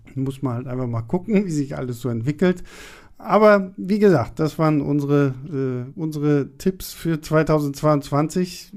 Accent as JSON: {"language": "German", "town": "Rostock", "region": "Mecklenburg-Vorpommern", "country": "Germany", "tie": "born or raised there", "moved": "yes", "lives_now": "Berlin, Germany", "said": "ich bin in, in, in Rostock aufgewachsen"}